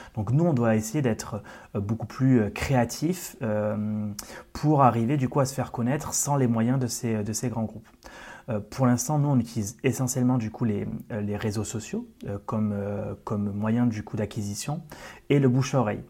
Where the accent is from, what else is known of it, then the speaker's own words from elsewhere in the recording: Occitania, France; je suis originaire d'Occitanie, de, comme tu l'as dit tout à l'heure. donc, j'ai commencé du coup dans ma région natale